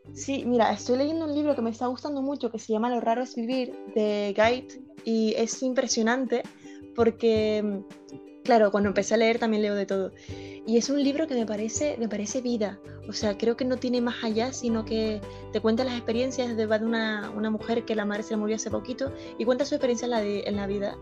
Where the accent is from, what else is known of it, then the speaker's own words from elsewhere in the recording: Canary Islands, Spain; Soy de Canarias, un sitio que está situado es muy cerca de África, pero que pertenece a España.